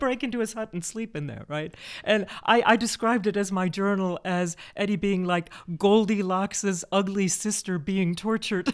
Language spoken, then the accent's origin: English; Chicago, Illinois, United States; we're both from Chicago